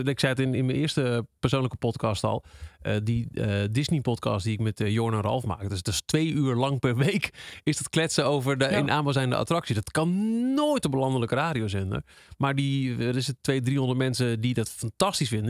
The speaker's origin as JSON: {"language": "Dutch", "area": "Twente", "region": "Overijssel", "country": "Netherlands", "said": "we komen allebei uit Twente"}